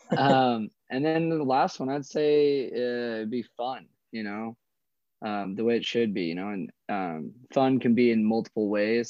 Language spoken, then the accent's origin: English; Coeur d'Alene, Idaho, United States; I'm born and raised here in a town called Coeur d'Alene